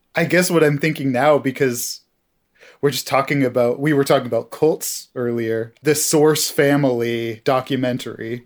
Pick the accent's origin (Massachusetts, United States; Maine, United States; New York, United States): Maine, United States; Hancock; now in Vermont, United States; I grew up in the town of Hancock, Maine.